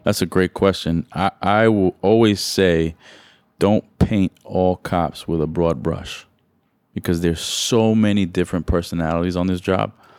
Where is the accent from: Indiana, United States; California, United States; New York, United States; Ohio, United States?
New York, United States; New York City; I grew up in New York City